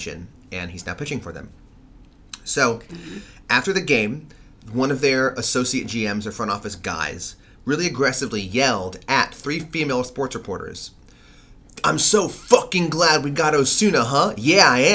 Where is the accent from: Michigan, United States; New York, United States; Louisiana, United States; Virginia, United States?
New York, United States; I'm a New Yorker.